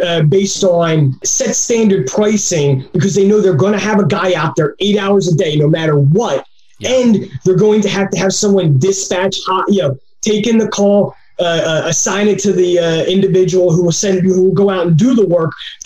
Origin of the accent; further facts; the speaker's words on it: New Jersey, United States; I'm from South Jersey